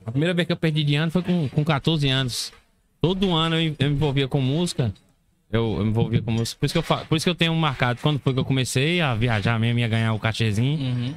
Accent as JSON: {"language": "Portuguese", "town": "Barra da Estiva", "region": "Bahia", "country": "Brazil", "tie": "born or raised there", "said": "Eu sou natural de Bardechiva, Barra da Estiva fica na Chapada Diamantina"}